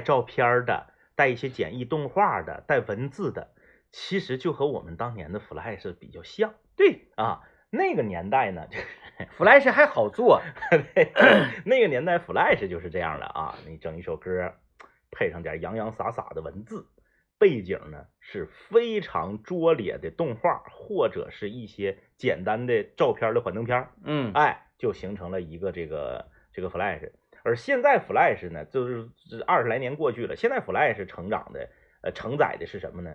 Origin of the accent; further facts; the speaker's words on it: Northeast China, China; 东北话不是那些综艺节目里明星们调侃的那种话